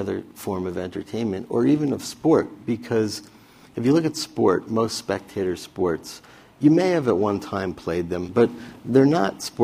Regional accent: Roslyn, New York, United States; also born or lived in Ann Arbor, Michigan; I was a kid from Roslyn, Long Island

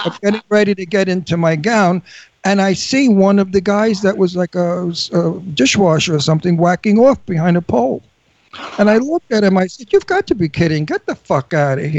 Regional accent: New York City, New York, United States; I'm Italian from Brooklyn. We don't squeal. We're raised not to squeal.

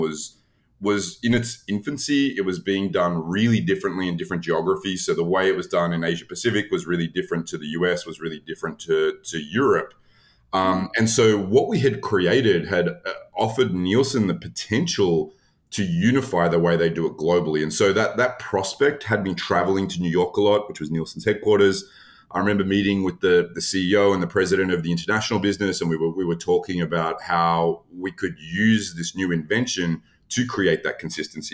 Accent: Australia; moved away as an adult; now in United States; I am not someone who grew up in the US. I'm originally from Australia.

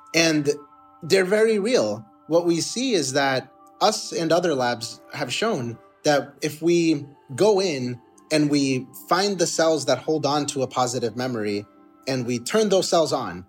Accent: Boston, Massachusetts, United States; I was born in Boston

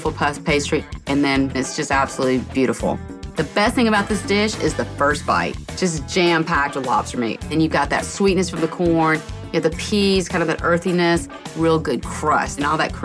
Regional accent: Mississippi, United States; I wasn't having lobster pot pie when I was growing up in Mississippi.

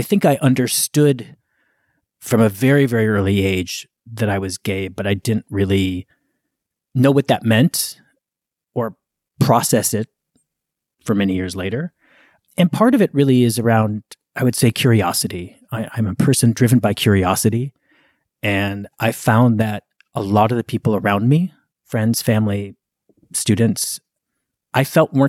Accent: Minneapolis, Minnesota, United States; now in Beacon, United States; I grew up in Minneapolis. I have enormous affection for the city, and I loved growing up there.

